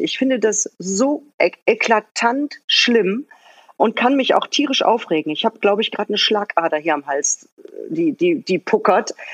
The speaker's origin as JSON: {"language": "German", "town": "Bottrop", "region": "North Rhine-Westphalia", "country": "Germany", "tie": "born or raised there", "also_born_or_lived": "Mülheim an der Ruhr", "moved": "yes", "lives_now": "Berlin, Germany", "said": "geboren bin ich in Mülheim an der Ruhr, aufgewachsen im Bottrop in Westfalen"}